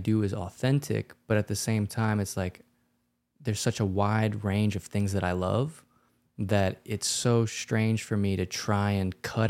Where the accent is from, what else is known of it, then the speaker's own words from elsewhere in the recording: Louisiana, United States; We grew up in Louisiana, so I feel like we're very influenced by that.